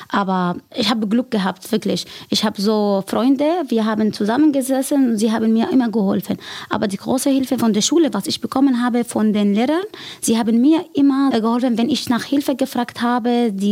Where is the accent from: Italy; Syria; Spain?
Syria; German is a second language; now in Germany; Ich komme aus Syrien